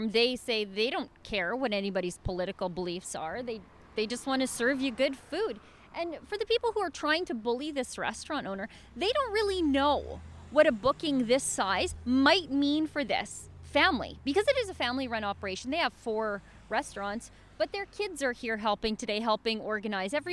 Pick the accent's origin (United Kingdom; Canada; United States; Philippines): Canada; I'm from Canada. Doesn't matter.